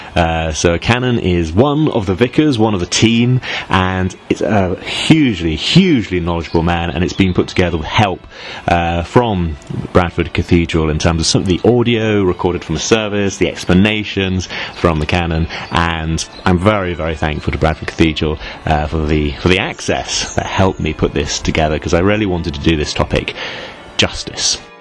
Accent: Northern Cyprus, Cyprus; growing up in Turkish Cyprus

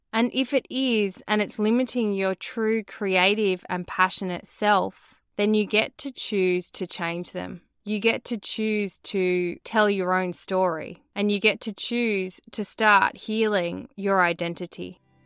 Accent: Australia; born or raised there

